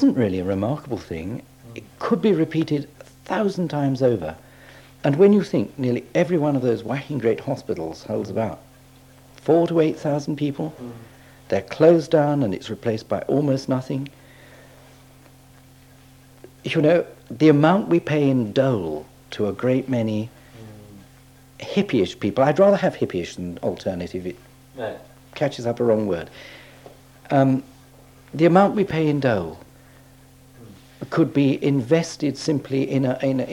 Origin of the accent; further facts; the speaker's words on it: England, United Kingdom; I'm as English as they come